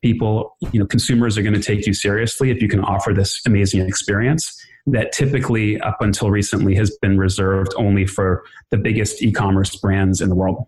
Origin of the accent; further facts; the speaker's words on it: Los Angeles, California, United States; also born or lived in New York; i was born in new york when i was one my parents moved to uh, the los angeles area grew up in this area close to santa monica